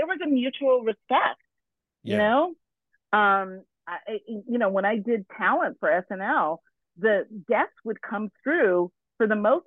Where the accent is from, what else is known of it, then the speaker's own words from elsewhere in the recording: New York City, New York, United States; I was from New York